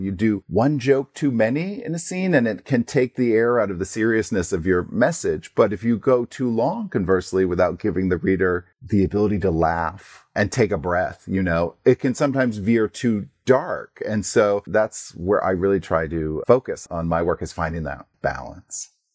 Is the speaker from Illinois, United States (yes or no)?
no; Portland, Maine, United States; also born or lived in New Jersey; I'm from Portland, Maine, although I was, uh, born in New Jersey. So, you know, even though I moved to Maine at a very young age